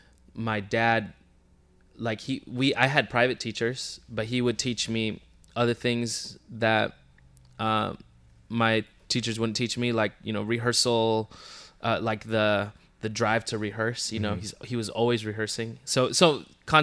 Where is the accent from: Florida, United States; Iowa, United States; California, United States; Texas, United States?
California, United States; Moreno Valley; also born or lived in Pomona / Riverside; now in Los Angeles, United States; I was born in Pomona. And I grew up in a town called Moreno Valley.